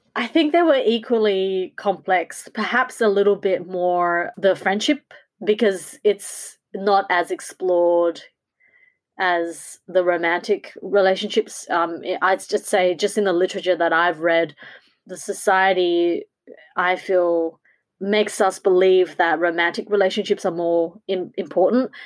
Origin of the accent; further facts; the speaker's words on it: Australia; in Australia we don't have many versions of what a Asian woman looks like